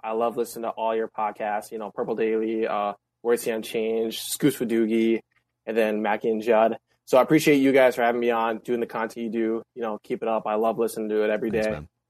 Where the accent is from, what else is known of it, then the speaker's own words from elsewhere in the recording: Duluth, Minnesota, United States; I'm from Duluth. He's from Duluth. We went to the same high school together.